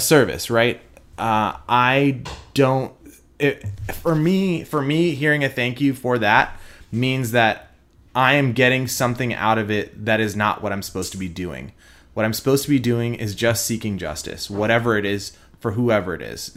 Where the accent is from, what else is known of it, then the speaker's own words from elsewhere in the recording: Houston, Texas, United States; accent: twang; now in Dallas, United States; I am born and raised in Houston. I do not have an Indian accent.